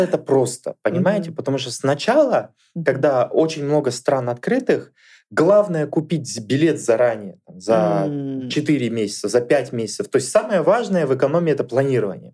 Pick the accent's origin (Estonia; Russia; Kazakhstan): Kazakhstan; Kamenogorsk, East Kazakhstan Region; особо мы никуда дальше из Каменогорска не ездили, а родом